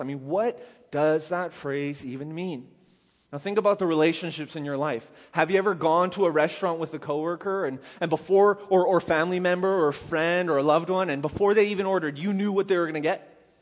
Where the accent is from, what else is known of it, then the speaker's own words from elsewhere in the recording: Canada; I'm Canadian